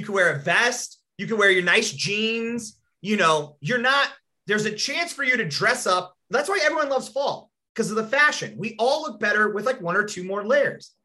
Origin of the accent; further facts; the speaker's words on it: Rapid City, South Dakota, United States; we grew up in Rapid City and there was one alley